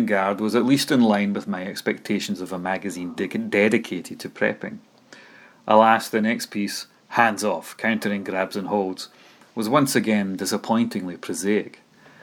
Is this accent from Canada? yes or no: no; Dunfermline, Scotland, United Kingdom; my hometown Dunfermline's